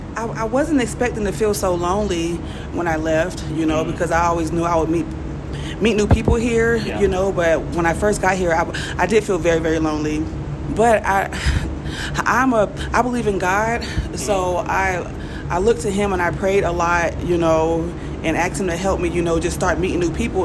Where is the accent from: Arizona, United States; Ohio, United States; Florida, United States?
Florida, United States; Jacksonville; moved away as an adult; now in Mexico City, Mexico; I'm originally from Jacksonville, Florida. Duval!